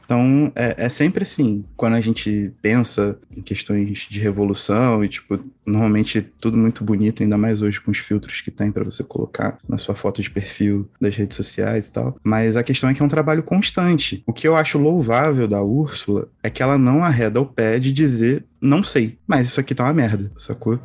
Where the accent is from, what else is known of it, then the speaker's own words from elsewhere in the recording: Brazil; a gente, enquanto brasileiro, latino-americano